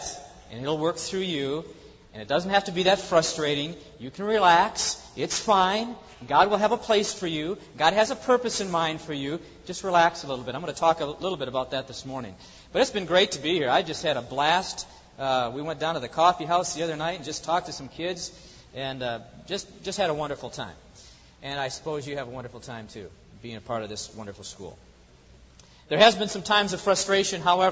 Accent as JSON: {"language": "English", "area": "the Northwest", "region": "Pacific Northwest", "country": "United States", "said": "I'm from the Northwest"}